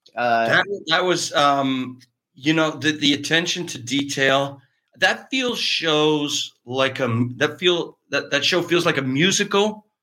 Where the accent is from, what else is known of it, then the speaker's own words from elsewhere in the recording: Cardinal, Ontario, Canada; moved away as an adult; now in Los Angeles, United States; A little town in Eastern Ontario called Cardinal, Cardinal, Ontario.